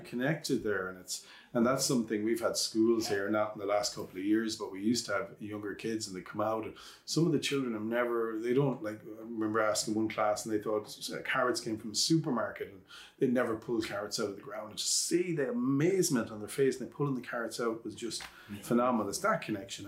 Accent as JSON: {"language": "English", "country": "Ireland"}